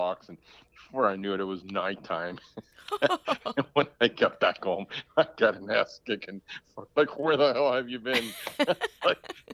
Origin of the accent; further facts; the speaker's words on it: Miami, Florida, United States; moved away as an adult; also born or lived in Cuba; now in Texas, United States; I was born in Cuba, and I was there for the first, I don't know, 8-9 years of my life. And my mom and dad and two brothers and a sister, we were fortunate enough to be able to move to Miami in 1980